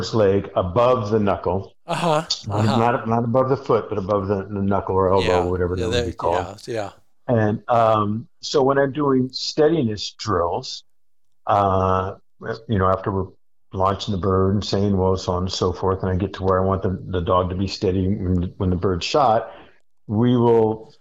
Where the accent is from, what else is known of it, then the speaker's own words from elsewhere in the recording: Hawaii, United States; moved away; I'm from Hawaii. That was a big part of our culture.